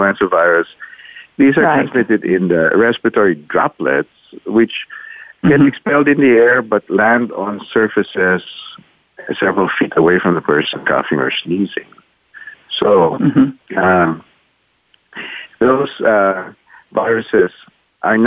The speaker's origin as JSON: {"language": "English", "town": "Manila", "region": "Metro Manila", "country": "Philippines", "tie": "born or raised there", "also_born_or_lived": "United States", "moved": "as an adult", "said": "I was born and raised in Manila in the Philippines"}